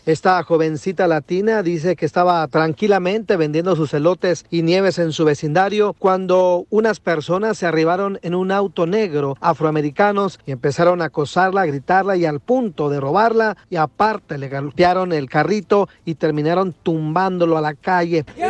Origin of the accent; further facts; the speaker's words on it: Jocotepec, Jalisco, Mexico; Soy de Jocotepe, Jalisco, donde se dan los machos